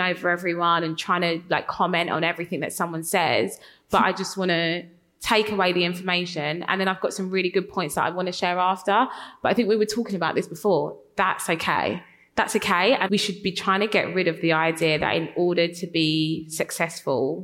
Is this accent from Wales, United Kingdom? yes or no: no; London, United Kingdom; accent: Cockney; I grew up in East London, I'm quite Cockney